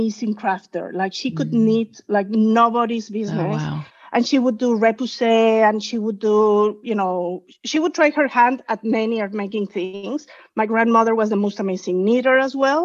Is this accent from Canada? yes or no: no; Mexico; moved away as an adult; also born or lived in New York City, United States; now in Walnut Creek, United States; I'm originally from Mexico